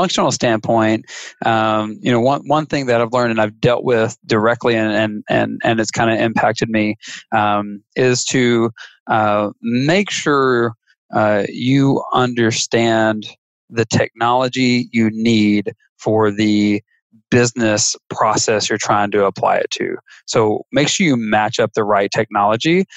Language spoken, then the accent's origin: English; Mississippi, United States; I'm from Podunk, Nowhereville, Mississippi